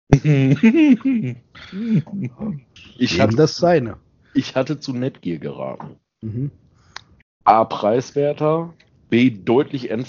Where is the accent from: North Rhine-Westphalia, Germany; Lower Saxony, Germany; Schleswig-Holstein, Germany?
North Rhine-Westphalia, Germany; Xanten; ich komme ja vom Niederrhein. Ja. Und habe einen großen Teil meiner Kindheit in Xanten gelebt.